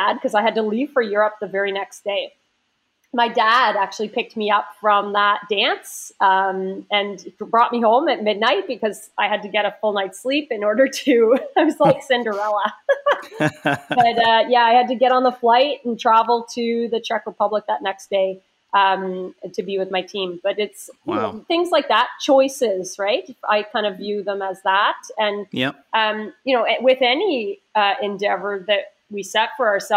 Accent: Waverley, Nova Scotia, Canada; I grew up in Waverley

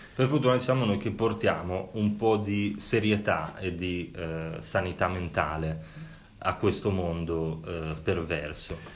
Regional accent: Sardinia, Italy; i miei antenati, eh, essendo sardo

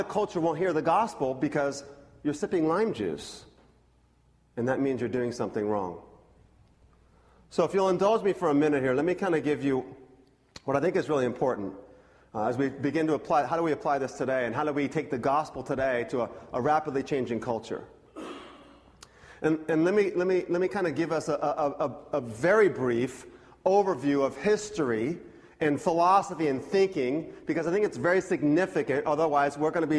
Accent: Scotland, United Kingdom; I'm Scottish

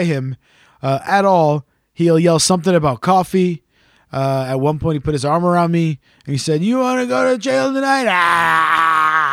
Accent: Canada; accent: Canadian; my accent, which is Canadian

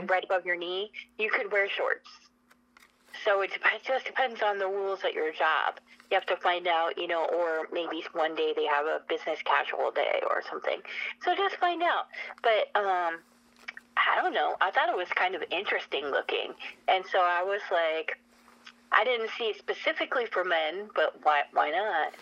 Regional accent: Spokane, Washington, United States; I'm from Spokane, Washington

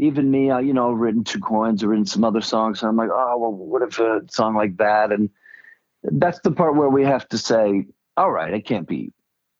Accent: Greenwich, Connecticut, United States; I grew up in Greenwich, Connecticut.

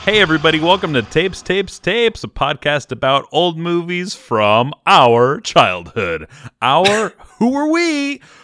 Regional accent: Bay Area, California, United States; We're from the Bay Area

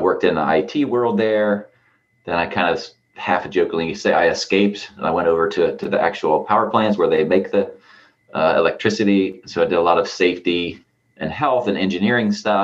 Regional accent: Southern Ohio, United States; now in Columbus, United States; I grew up actually in Southern Ohio. I tell everybody I had sort of 1 foot in and 1 foot out of Appalachia

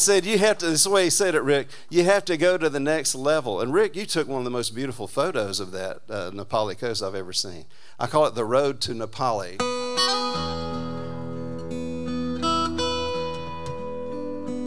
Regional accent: Jacksonville, Florida, United States; also born or lived in Nashville, Tennessee; Jeff Carlisi and I grew up together. I'm from Jacksonville, Florida

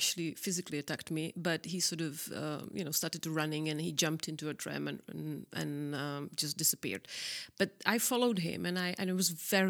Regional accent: South Moravian Region, Czechia; English is a second language; I am a girl from Southern Moravia. I am actually a country girl. I was, which is quite funny that I realized it, that I actually was born into a house with no plumbing and no running water in the late 70s.

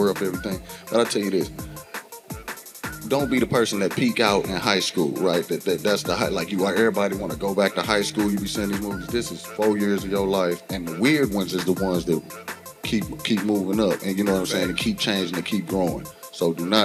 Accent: East St. Louis, Illinois, United States; I'm from East St. Louis.

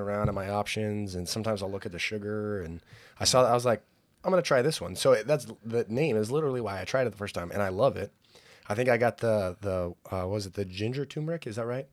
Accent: Pismo Beach, California, United States; moved away; I grew up in Pismo Beach

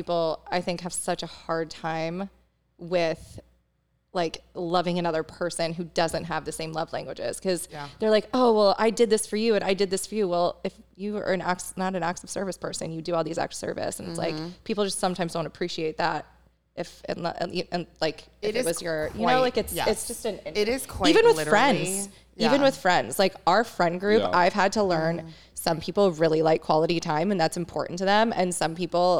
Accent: East Coast, United States; now in San Diego, United States; I'm an East Coaster

